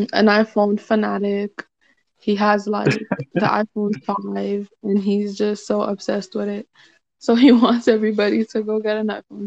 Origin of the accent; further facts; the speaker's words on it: Boston, Massachusetts, United States; I'm from Boston.